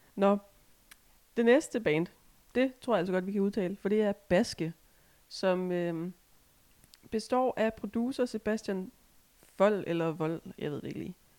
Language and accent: Danish; Assens Municipality, Southern Denmark, Denmark; det er jo ikke helt der, hvor jeg kommer fra. Men det er fandme tæt nok